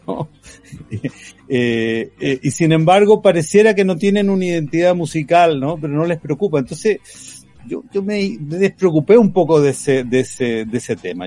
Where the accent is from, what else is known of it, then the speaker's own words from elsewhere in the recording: Chile; nuestro sello chileno